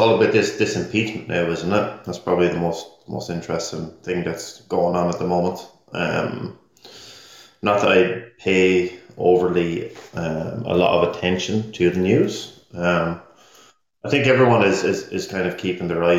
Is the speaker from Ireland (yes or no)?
yes; Ireland; now in West Coast, United States; Stevie and I, as Irish guys living in the States on the West Coast, sometimes it's hard to maintain the relationship properly with your family back in Ireland